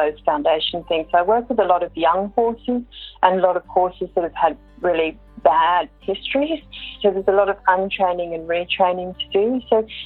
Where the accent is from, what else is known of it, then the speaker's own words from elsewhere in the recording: Sydney, New South Wales, Australia; moved away as an adult; also born or lived in Armidale, Australia / Singapore / United States; I grew up in Sydney, but spent a lot of time in country New South Wales